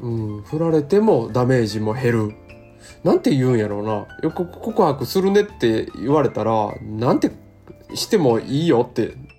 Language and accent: Japanese; Amagasaki, Hyogo, Japan; 僕、尼崎 ですけど